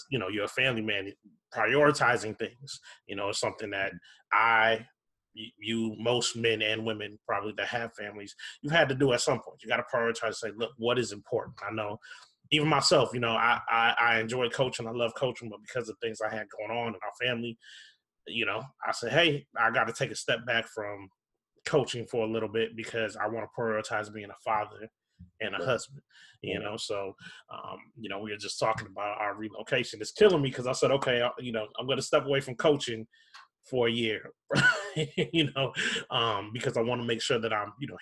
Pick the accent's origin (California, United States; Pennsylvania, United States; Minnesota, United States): Minnesota, United States; Minneapolis; I grew up in Minneapolis, in South Minneapolis